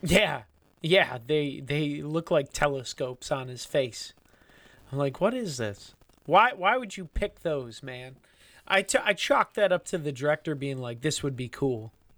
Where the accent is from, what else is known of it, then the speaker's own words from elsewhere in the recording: United States; We're America, we're from the United States